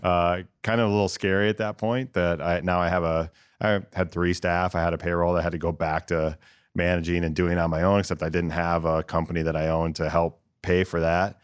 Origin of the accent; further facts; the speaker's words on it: Northern Ohio, United States; also born or lived in New Jersey; now in Columbus, United States; I'm from Northern Ohio